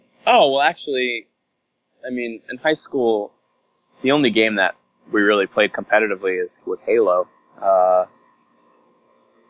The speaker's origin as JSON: {"language": "English", "region": "New York", "country": "United States", "tie": "born or raised there", "said": "I grew up in New York"}